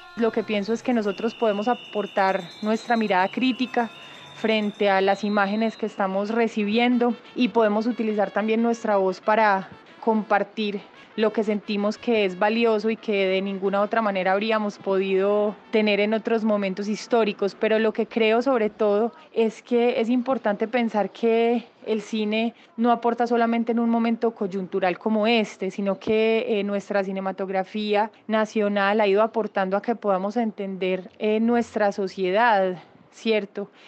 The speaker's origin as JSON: {"language": "Spanish", "country": "Colombia", "said": "como colombianos"}